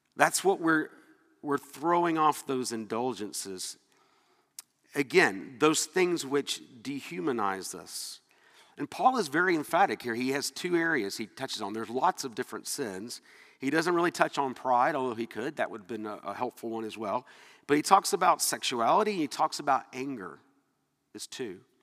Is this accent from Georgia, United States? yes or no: yes; Atlanta, Georgia, United States; moved away; I was from Atlanta. I was raised that people that were from up north were you know, just not as good as us